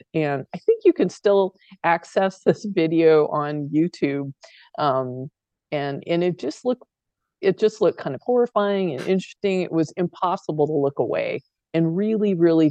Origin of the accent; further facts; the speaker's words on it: Phoenix, Arizona, United States; I grew up in Phoenix, kind of in the North End